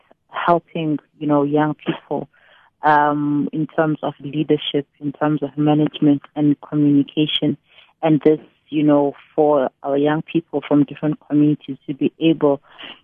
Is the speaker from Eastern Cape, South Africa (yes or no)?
yes; East London, Eastern Cape, South Africa; now in Tanzania; I'm just someone who was born in East London. I grew up in Braden Heights, later on moved to Tanzania with my parents. And it's been my home for over 20 years now.